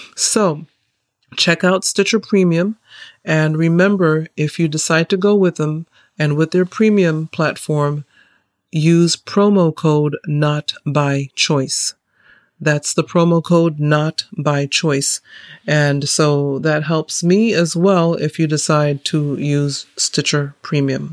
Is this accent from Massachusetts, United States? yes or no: yes; Massachusetts, United States; also born or lived in Saint Kitts; I grew up in Massachusetts, in the Great North, near the Canadian border